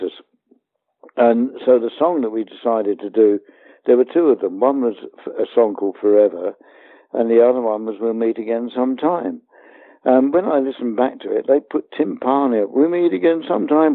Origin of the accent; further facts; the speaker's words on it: Hounslow, London, United Kingdom; We came from Hounslow